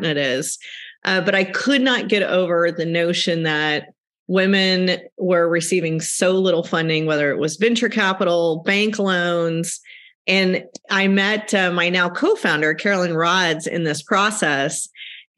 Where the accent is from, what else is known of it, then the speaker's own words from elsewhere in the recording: Texas, United States; moved away as an adult; also born or lived in Houston, Texas; now in Sonoma County, United States; I am originally from Texas, where I grew up on a cattle ranch.